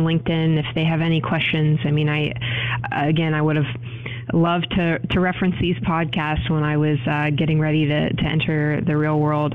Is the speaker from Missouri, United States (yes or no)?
no; Pittsburgh, Pennsylvania, United States; I'm born and raised in Pittsburgh